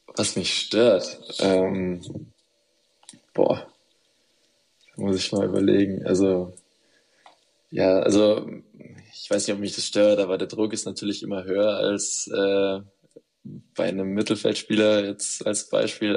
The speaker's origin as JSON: {"language": "German", "town": "Munich", "region": "Bavaria", "country": "Germany", "tie": "born or raised there", "moved": "as an adult", "said": "nach Hause, nach München, äh, zu meiner Familie"}